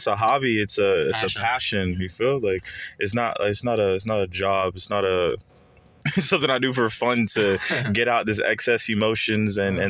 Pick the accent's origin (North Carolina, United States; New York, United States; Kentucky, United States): North Carolina, United States; Charlotte; born or raised there; also born or lived in Freetown, Sierra Leone / New Jersey